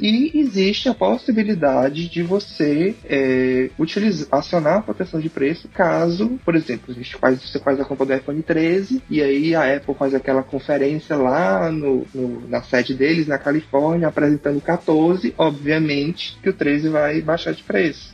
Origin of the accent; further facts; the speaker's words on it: Fortaleza, Ceará, Brazil; sou de Fortaleza